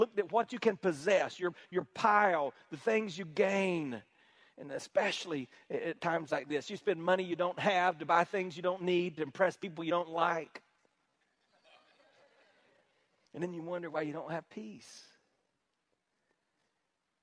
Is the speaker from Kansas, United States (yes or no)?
no; South Carolina, United States; we're from South Carolina. I know with my accent, you probably assumed I was from New York, but I'm from South Carolina